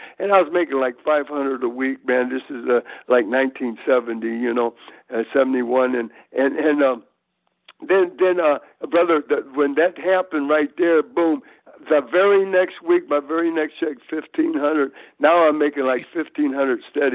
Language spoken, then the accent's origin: English; Hammond, Indiana, United States; also born or lived in Tennessee; now in Virginia, United States; we came up from Tennessee, was all born in Tennessee, but I was raised in Hammond, Indiana